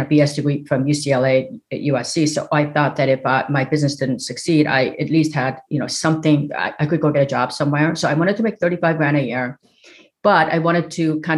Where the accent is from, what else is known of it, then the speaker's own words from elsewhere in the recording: South Korea; now in United States; I grew up in South Korea. And came to America